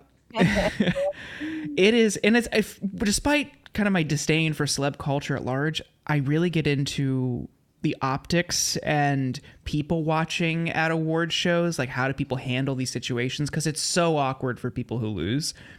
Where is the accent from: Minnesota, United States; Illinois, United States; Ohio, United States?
Ohio, United States; now in Los Angeles, United States; I grew up in Ohio